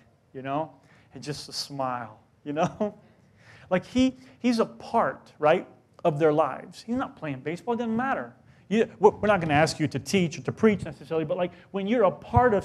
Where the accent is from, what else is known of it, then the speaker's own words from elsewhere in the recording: South Carolina, United States; moved away; I grew up in South Carolina